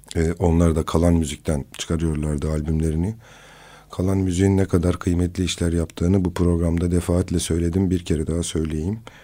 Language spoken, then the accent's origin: Turkish; Kızıltepe, Mardin, Turkey; memleketim olan Kızıltepe'ye